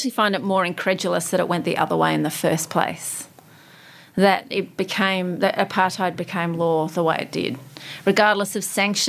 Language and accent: English; Sydney, New South Wales, Australia; accent: Aussie; also born or lived in Johannesburg, South Africa / United Kingdom; I grew up in Sydney. I was born in Africa, but grew up in Sydney and on the North Shore.